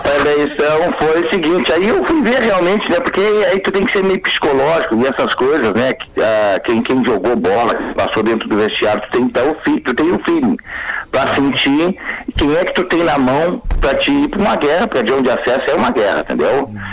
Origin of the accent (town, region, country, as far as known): Bagé, Rio Grande do Sul, Brazil